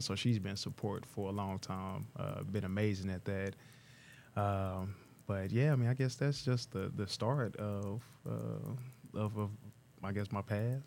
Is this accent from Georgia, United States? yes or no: no; Tulsa, Oklahoma, United States; also born or lived in Pittsburgh; born and raised not too far from here, about two miles away, um, mile and a half from the downtown bridge, uh, on Cheyenne Avenue